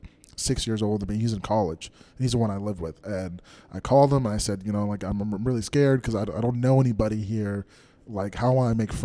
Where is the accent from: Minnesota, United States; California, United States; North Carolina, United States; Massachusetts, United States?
Minnesota, United States; English is a second language; moved away as an adult; also born or lived in Africa / San Diego; now in Los Angeles, United States; I grew up in Minnesota